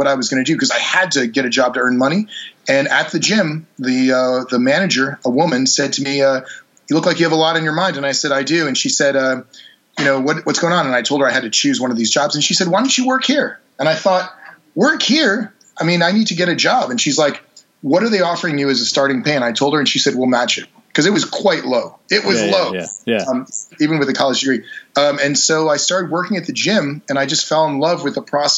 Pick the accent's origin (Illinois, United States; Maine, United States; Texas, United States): Maine, United States; also born or lived in New York City; now in Los Angeles, United States; I actually am from a farm in Maine.